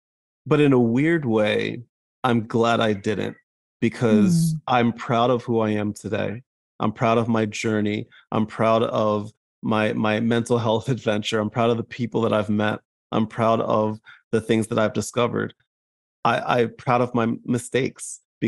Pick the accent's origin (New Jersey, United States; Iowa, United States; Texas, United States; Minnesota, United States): New Jersey, United States; accent: New Jersey; my Jersey comes out. Like, because I grew up in Jersey, my New Jersey will come out if I'm not paying attention.